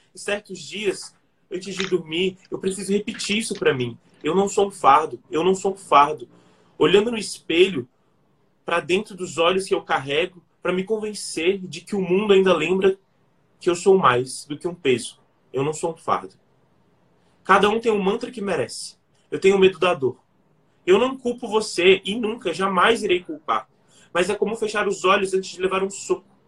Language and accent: Portuguese; Brasília, Federal District, Brazil; nasci em Brasília, cresci aqui